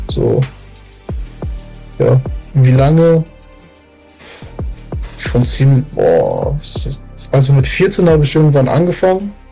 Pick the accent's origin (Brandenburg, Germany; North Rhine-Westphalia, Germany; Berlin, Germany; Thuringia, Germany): North Rhine-Westphalia, Germany; Hagen; also born or lived in Lünen / Portugal; Ich bin nicht gebürtig, ich bin in Lünen geboren, aber ich lebe fast mein ganzes Leben in Hagen.